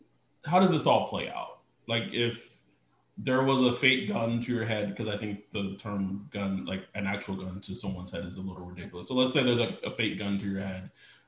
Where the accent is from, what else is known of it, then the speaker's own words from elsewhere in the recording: Texas, United States; I'm from Texas and Ryan is from Louisiana.